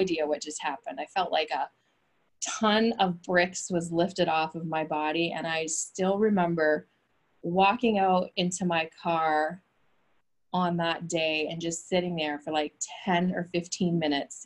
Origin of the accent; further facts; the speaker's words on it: Fredericton, New Brunswick, Canada; moved away as an adult; also born or lived in New York, United States / Maine, United States; I grew up in Canada, Fredericton, New Brunswick